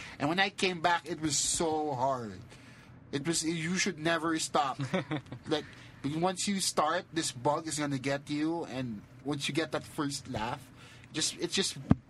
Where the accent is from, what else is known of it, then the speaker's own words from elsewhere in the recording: Manila, Metro Manila, Philippines; also born or lived in Cebu; We're not from Cebu. We're from Manila.